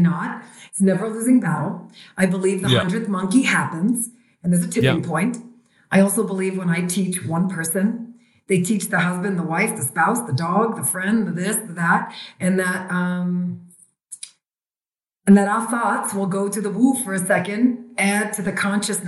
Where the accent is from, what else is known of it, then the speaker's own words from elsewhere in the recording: New York City, New York, United States; born and raised in Brooklyn, New York